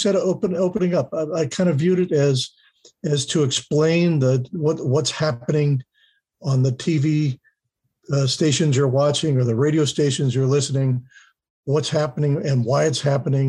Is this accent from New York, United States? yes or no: no; Middletown, Ohio, United States; also born or lived in Cincinnati, Ohio / Fairfield, Ohio; I grew up on Orchard Street, a block away from where the old hospital was up on the hill.